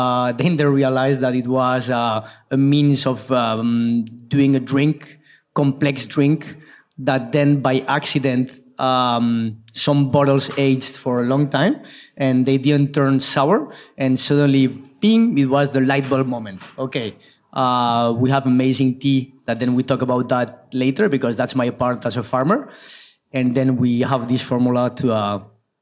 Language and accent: English; La Rioja, Spain; also born or lived in Irun, Basque Country; I was really lucky to have grown up in a farm in La Rioja